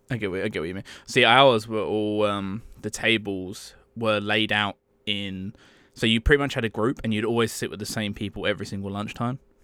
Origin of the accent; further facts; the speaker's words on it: England, United Kingdom; I'm from England.